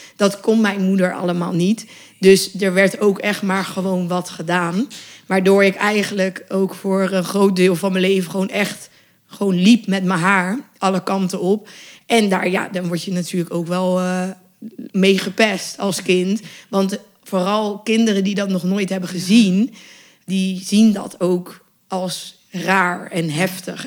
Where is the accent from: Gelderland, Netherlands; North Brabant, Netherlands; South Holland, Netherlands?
South Holland, Netherlands; Westland, 's-Gravenzande; ik ben opgegroeid in het Westland. Dus dat was ook echt in Quinshul